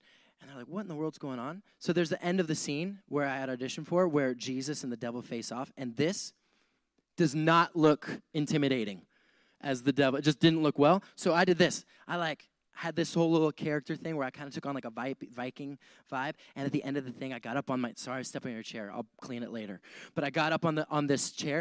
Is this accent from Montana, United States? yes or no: yes; Montana, United States; moved away as an adult; also born or lived in Wyoming; now in San Diego, United States; I grew up in Montana.